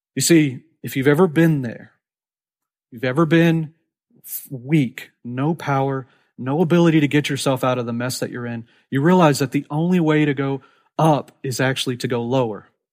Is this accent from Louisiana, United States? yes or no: no; Corpus Christi, Texas, United States; now in San Antonio, United States; Corpus Christi, my hometown